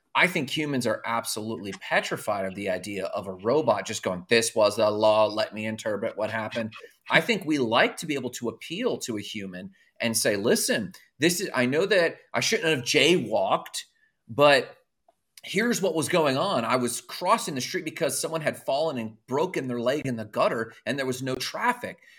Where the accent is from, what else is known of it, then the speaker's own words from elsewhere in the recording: Orlando, Florida, United States; I grew up I was in Orlando in the boy band era